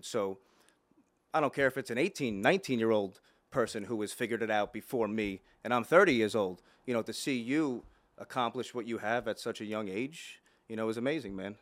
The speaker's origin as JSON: {"language": "English", "town": "Plainview", "region": "New York", "country": "United States", "tie": "born or raised there", "also_born_or_lived": "Dix Hills", "said": "I grew up in Plainview"}